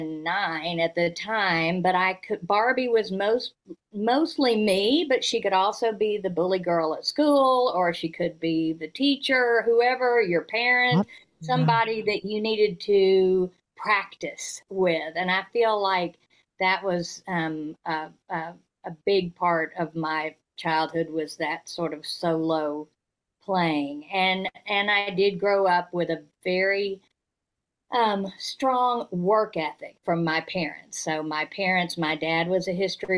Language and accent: English; Fayetteville, Arkansas, United States; also born or lived in North Carolina / Georgia; I was born in North Carolina and then lived in Georgia for 5 years before then starting first grade in Fayetteville, Arkansas, from first grade to college